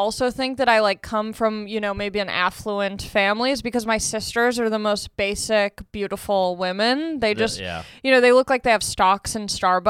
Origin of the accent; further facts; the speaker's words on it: Long Beach, California, United States; also born or lived in San Pedro, California; I grew up in Long Beach, California.